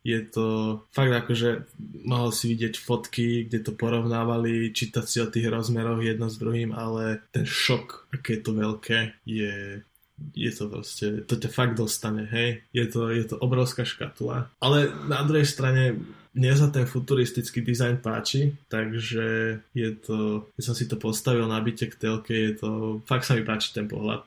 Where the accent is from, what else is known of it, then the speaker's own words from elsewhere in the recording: Slovakia; asi nie sme typickí Slováci